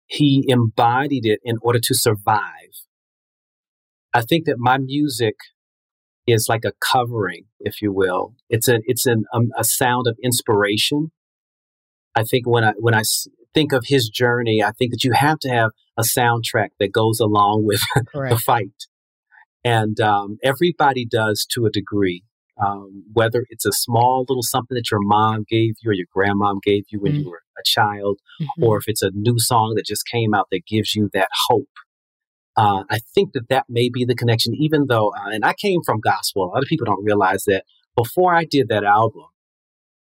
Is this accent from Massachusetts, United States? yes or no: no; Prince George's County, Maryland, United States; also born or lived in Washington, D.C.; was raised in the suburbs of Maryland in Prince George's County